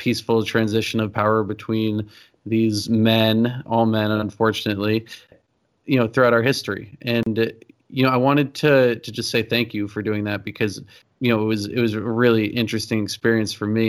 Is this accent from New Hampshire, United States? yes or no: yes; Exeter, New Hampshire, United States; I grew up in Exeter, New Hampshire, which is a pretty historical place